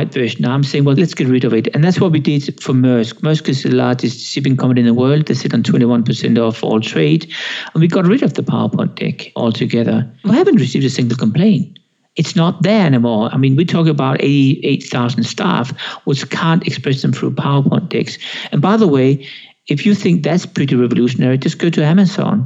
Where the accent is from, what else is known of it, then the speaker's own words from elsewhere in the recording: Denmark; now in Switzerland; I'm Danish. I'm from Denmark. I'm half Swedish. That's Sweden. I live in Switzerland.